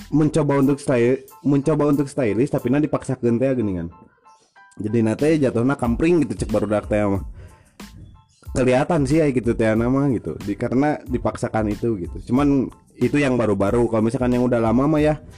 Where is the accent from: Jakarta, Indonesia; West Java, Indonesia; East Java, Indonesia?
West Java, Indonesia; Cianjur; jangan ngerusak citra kita orang Cianjur gitu dengan kelakuan kalian masa kita dari kota santri